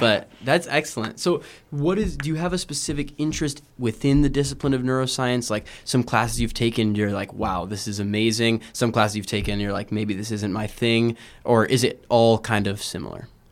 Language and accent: English; Houston, Texas, United States; moved away; I'm from Houston